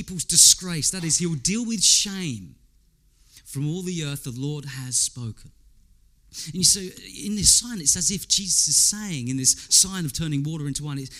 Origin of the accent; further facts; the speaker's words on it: England, United Kingdom; I'm English